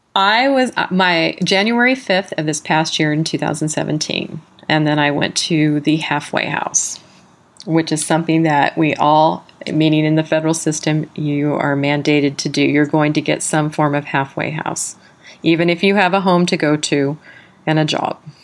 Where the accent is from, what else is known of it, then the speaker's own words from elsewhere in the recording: San Diego, California, United States; also born or lived in South Carolina; now in California, United States; I was from San Diego, California, I did my halfway house in South Carolina